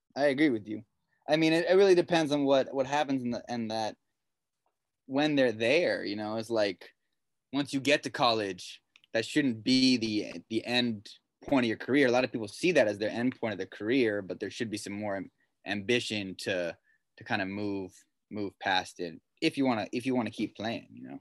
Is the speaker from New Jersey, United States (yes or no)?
no; Pasadena, California, United States; I grew up in Pasadena.